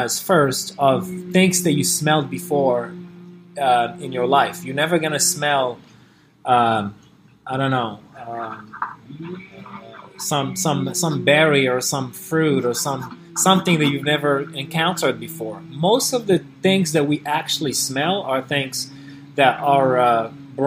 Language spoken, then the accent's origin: English; Morocco; moved away as an adult; now in California, United States; Growing up in Morocco